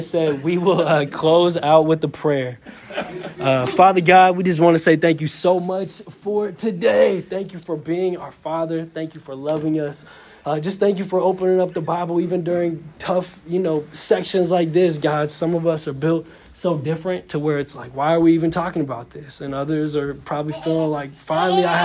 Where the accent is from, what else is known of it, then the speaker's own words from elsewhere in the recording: Seattle, Washington, United States; somebody growing up in Seattle